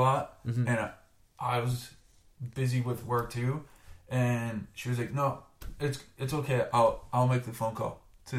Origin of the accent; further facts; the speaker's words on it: Canada; To this day, he'll still give me crap for being Canadian.